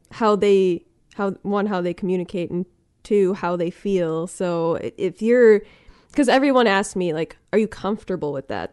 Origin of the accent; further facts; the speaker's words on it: Milwaukee, Wisconsin, United States; I'm from the Milwaukee area